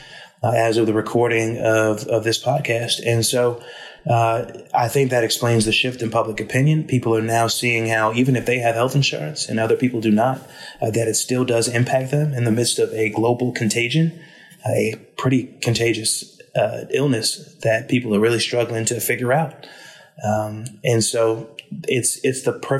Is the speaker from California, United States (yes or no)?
no; Rockland County, New York, United States; Rockland County, which is where I was born and raised and where I live today